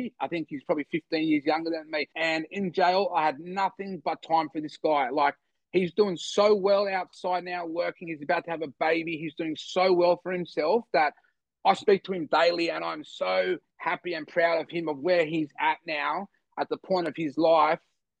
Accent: Bogotá, Colombia; also born or lived in Bondi; now in Sydney, Australia; I am from the eastern suburbs, from Bondi. I was born in Colombia, in South America, in Bogota. I was raised in an orphanage there.

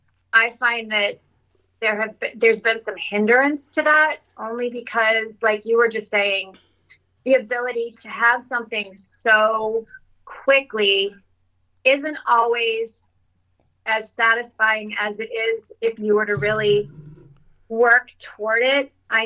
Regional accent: Sudbury, Ontario, Canada; One of my fondest memories would be snowstorms in Sudbury when we would

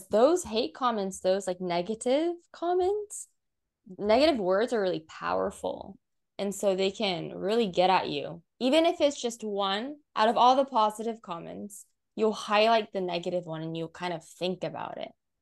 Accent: United States; now in Japan; growing up in the States

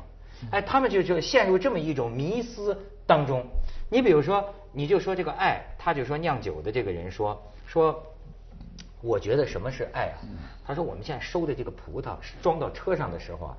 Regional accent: Shijiazhuang, Hebei, China; moved away; 我最近回石家庄， 我发现我们河北也有新的自豪啊。

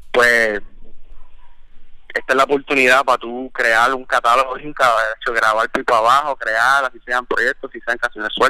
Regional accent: Puerto Rico; moved away; porque cuando yo llegué, vine de Puerto Rico, habían shows, o sea, no como antes.

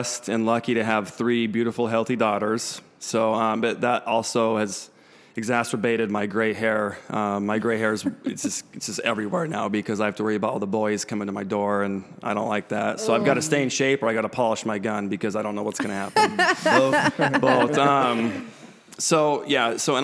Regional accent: Salt Lake City, Utah, United States; moved away as an adult; now in Las Vegas, United States; growing up in Salt Lake, that's where I was my whole life

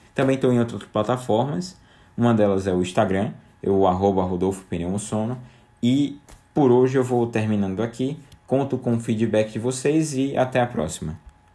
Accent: João Pessoa, Paraíba, Brazil; also born or lived in São Paulo; now in João Pessoa, Brazil; eu volto pra João Pessoa, minha cidade natal

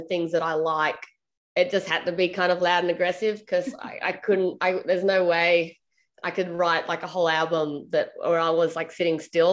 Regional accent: Australia; I'm an Australian, like, I guess, singer-songwriter

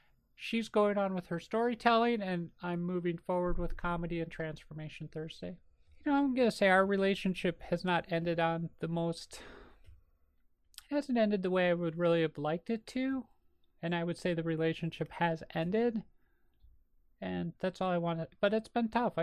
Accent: Minnesota, United States; accent: Minnesota; my Minnesota accent

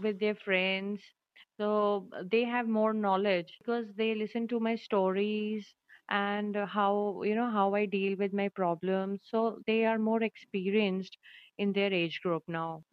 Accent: Jaipur, Rajasthan, India; now in Bikaner, India; born and brought up in Jaipur, the capital of Rajasthan

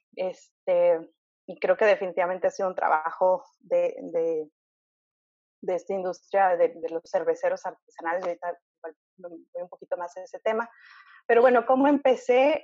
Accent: Mexico; also born or lived in Canada; soy mexicana

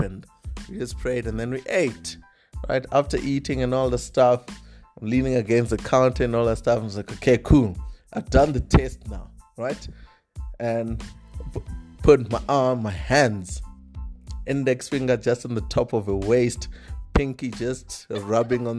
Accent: South Africa; I'm a South African boy

